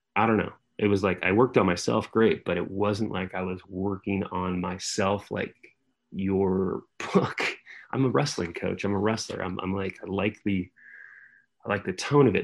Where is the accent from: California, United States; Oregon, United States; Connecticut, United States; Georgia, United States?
California, United States; San Jose; moved away as an adult; I was from San Jose